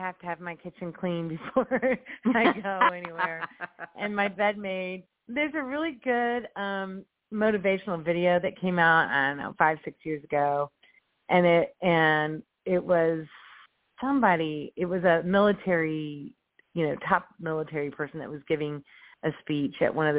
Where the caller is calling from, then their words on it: Indianapolis, Indiana, United States; also born or lived in Chicago; I'm calling from Indianapolis.